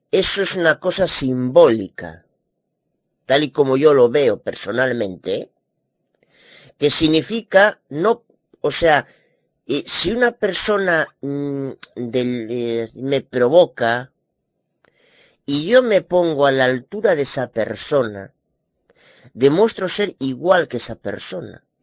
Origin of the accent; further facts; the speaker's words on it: Spain; como muchas personas, como muchos españoles, pues necesitan de una manera, necesitan compensar eh, el ladronería de estos paposos idólatras hipócritas del gobierno que tenemos en España.